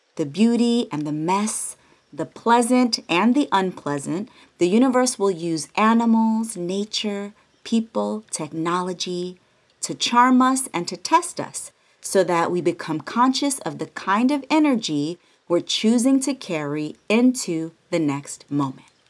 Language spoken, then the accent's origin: English; the Bay Area, California, United States; now in Los Angeles, United States; I'm from the Bay all day, San Francisco and Oakland alike. And since I moved